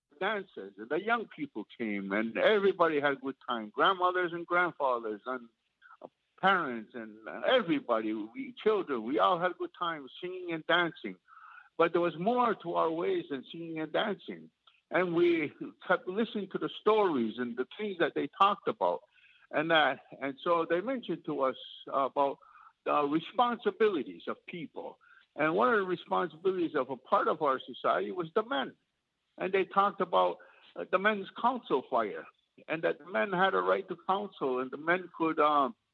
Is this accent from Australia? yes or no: no; Kahnawake, Quebec, Canada; also born or lived in Omaha Valley; growing up in Caughnawaga and always being at the Longhouse